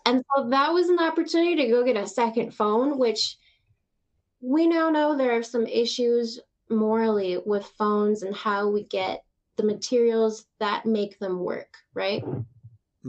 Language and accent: English; Texas, United States; moved away; I was born in Texas